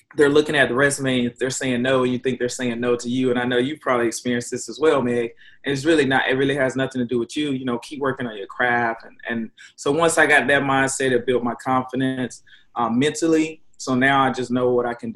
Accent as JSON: {"language": "English", "region": "the South", "country": "United States", "tie": "born or raised there", "said": "growing up in the South"}